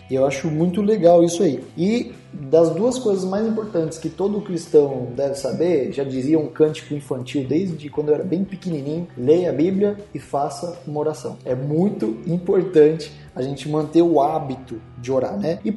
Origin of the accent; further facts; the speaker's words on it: São Paulo, Brazil; da Vila Carrão. Salve Zona Leste, é nós aí.